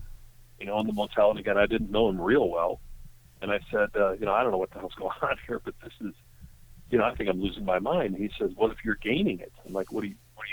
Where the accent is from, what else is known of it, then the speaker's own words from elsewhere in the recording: Chicago, Illinois, United States; I grew up in Chicago